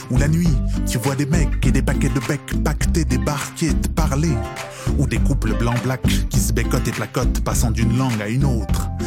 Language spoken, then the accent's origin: French; Quebec, Canada; Parce que faut pas oublier que je suis québécois, moi aussi.